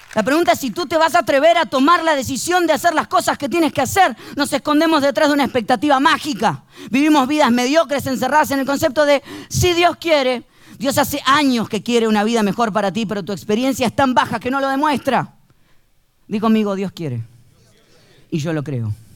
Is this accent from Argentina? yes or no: yes; Argentina; Somos conocidos los argentinos por el tango